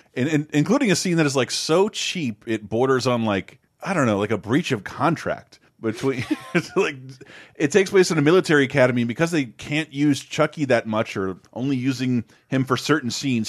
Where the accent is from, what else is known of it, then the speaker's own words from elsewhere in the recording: United States; I'm an American